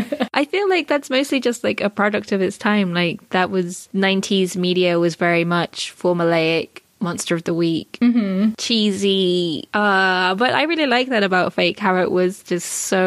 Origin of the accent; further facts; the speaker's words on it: United Kingdom; moved away as an adult; now in United States; I'm not American, I'm still British, I'm just a resident.